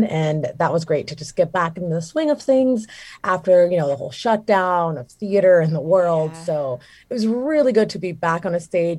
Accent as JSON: {"language": "English", "town": "Chicago", "region": "Illinois", "country": "United States", "tie": "born or raised there", "also_born_or_lived": "Jamaica / Phoenix, Arizona", "moved": "as an adult", "lives_now": "Flagstaff, United States", "said": "I am a Jamaican native, Chicago-raised actor, and a Phoenix transplant"}